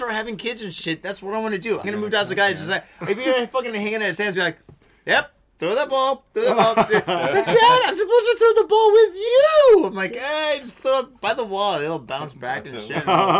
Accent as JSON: {"language": "English", "region": "Ohio", "country": "United States", "moved": "yes", "lives_now": "Tokyo, Japan", "said": "I'm really from Ohio."}